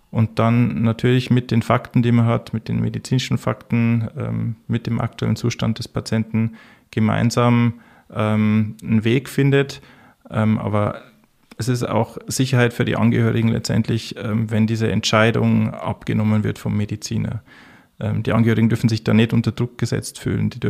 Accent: Bavaria, Germany; Ich komme ursprünglich aus dem Bayerischen Wald. Ich bin 1982 äh, äh, in einem kleinen Ort im Herzen des Bayerischen Waldes geboren, nicht weit weg von der tschechischen Grenze und der österreichischen Grenze bin dort dann aufgewachsen

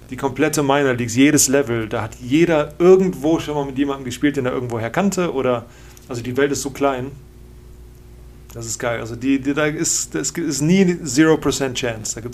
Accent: Germany; Und ich bin halt als Deutscher, ich liebe das, so eine, so eine Sprachnotiz zu schicken.

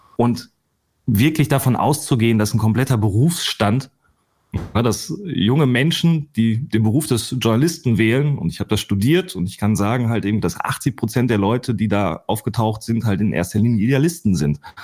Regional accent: Ruhr area, North Rhine-Westphalia, Germany; ich komme aus dem Ruhrgebiet

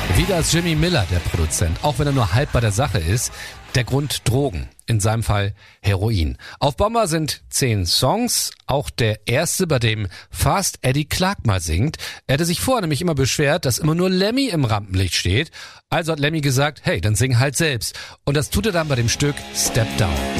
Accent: Germany; Bei uns in Deutschland

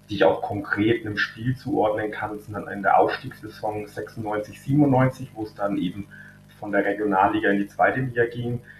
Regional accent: Fürth, Bavaria, Germany; Also unser Stadion, der Sportpark Kronhof, der steht ja im Laubenweg und ich bin eben im Laubenweg auch aufgewachsen, also in unmittelbarer Nähe zum Stadion

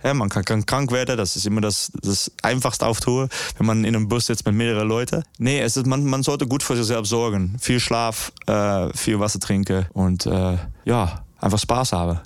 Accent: Netherlands; German is a second language; ich komme aus Holland, wir, wir wohnen unter Meereslevel

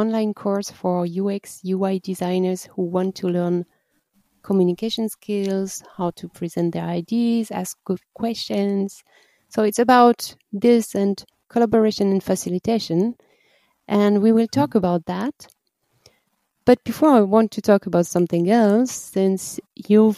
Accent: France; moved away; I'm coming from the Atlantic coast in France

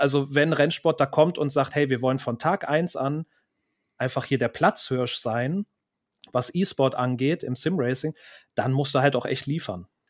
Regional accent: Cologne, North Rhine-Westphalia, Germany; hier in meiner Heimatstadt Köln

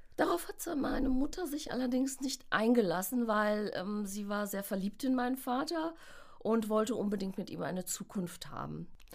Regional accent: Westerwald, Rhineland-Palatinate, Germany; Ich bin in Deutschland geboren, auch im Westerwald geboren.

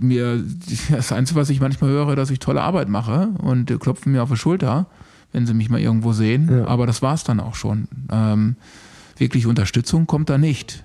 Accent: Bielefeld, North Rhine-Westphalia, Germany; now in Unna, Germany; diese Bielefelder Truppe, wo ich groß geworden bin

